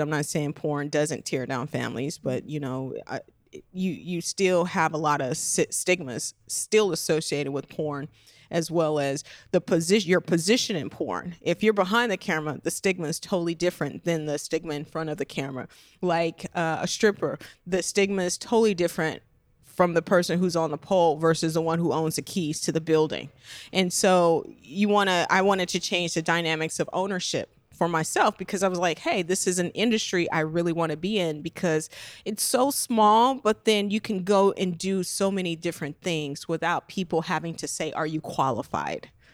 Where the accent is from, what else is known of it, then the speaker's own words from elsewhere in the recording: Las Vegas, Nevada, United States; I'm originally from Las Vegas